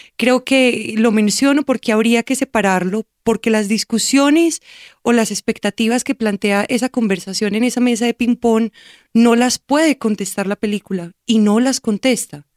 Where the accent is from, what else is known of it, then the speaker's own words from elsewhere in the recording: Colombia; Como soy colombiana y como he viajado por Colombia